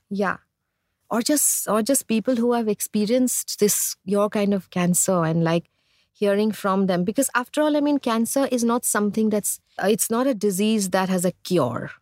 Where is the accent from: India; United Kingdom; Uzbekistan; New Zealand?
India; growing up in India